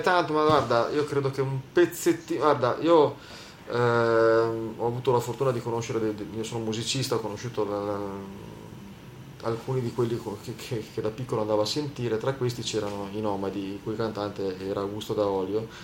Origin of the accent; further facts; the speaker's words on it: Liguria, Italy; da buon ligure